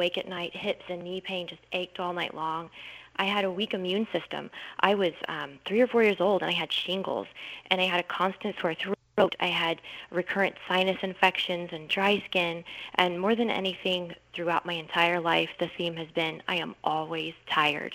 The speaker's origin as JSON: {"language": "English", "region": "Missouri", "country": "United States", "tie": "born or raised there", "also_born_or_lived": "Pennsylvania", "moved": "yes", "lives_now": "Texas, United States", "said": "I actually grew up in Missouri, and then through a series of circumstances ended up in Texas"}